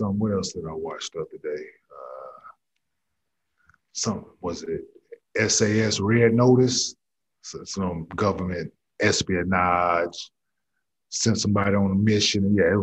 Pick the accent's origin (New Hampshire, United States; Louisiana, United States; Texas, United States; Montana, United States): Texas, United States; Dallas; now in Houston, United States; I'm from Dallas